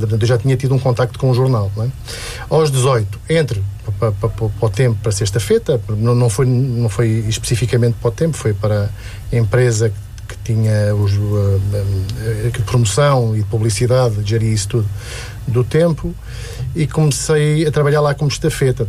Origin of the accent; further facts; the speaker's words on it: Lisbon, Portugal; also born or lived in Cela, Alcobaça; Eu, eu, eu nasci na cela, uh, mas fui criado basicamente em Lisboa